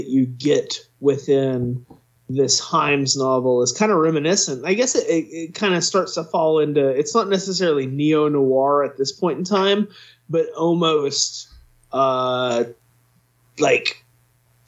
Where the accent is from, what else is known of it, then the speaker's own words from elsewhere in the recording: United States; we're all from the United States